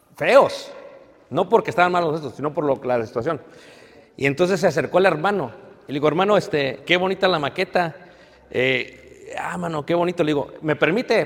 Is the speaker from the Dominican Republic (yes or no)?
no; Mexico; me ve como mexicano